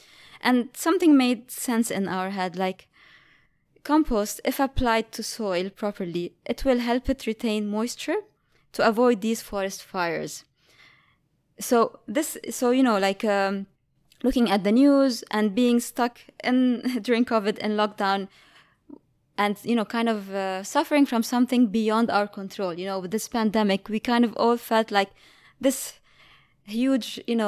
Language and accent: English; Lebanon; You know, I'm from Lebanon, and coming from there, like, during my childhood, I was always in nature.